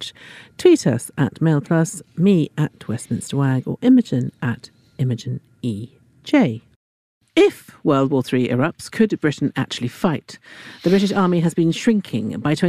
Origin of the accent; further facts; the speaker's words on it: Italy; moved away; I grew up in Italy